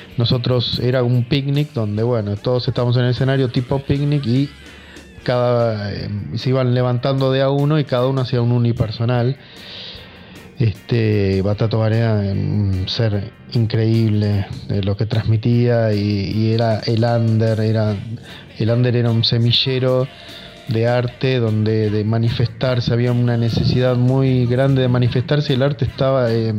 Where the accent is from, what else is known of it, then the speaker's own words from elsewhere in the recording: Buenos Aires Province, Argentina; Somos de Zona Sur, todos, más o menos Turdera, Lavallol, Banfield, Adroé